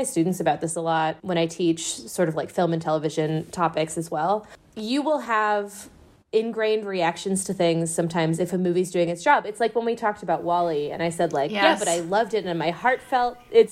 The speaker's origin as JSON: {"language": "English", "region": "Midwest", "country": "United States", "tie": "born or raised there", "said": "I grew up in the Midwest"}